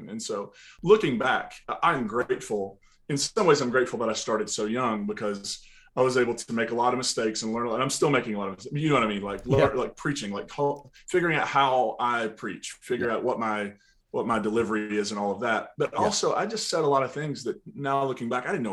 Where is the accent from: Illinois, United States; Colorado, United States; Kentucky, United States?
Kentucky, United States; Eastern; also born or lived in West Virginia; now in Nashville, United States; I grew up, you know, in a holler in Eastern Kentucky